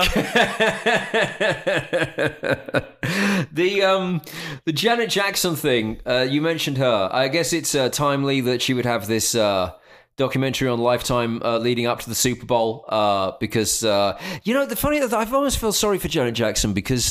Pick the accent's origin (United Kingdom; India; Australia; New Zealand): United Kingdom; Essex, East of England; I grew up in Essex